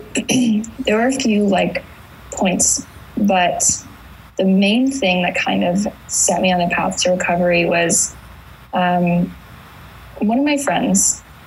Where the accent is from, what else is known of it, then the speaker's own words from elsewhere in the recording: Indiana, United States; now in California, United States; I moved to California in 2015 from Indiana